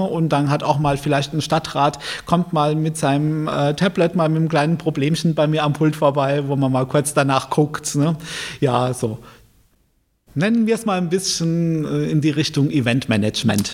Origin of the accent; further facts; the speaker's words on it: Mannheim, Baden-Württemberg, Germany; moved away as an adult; also born or lived in Viernheim; now in Palatinate, Germany; geboren bin ich in Mannheim, Aufgewachsen bin ich äh, zum größten Teil in Kefferdal